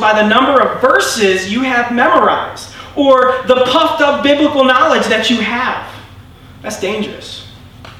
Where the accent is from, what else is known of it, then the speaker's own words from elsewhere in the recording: United States; I'm American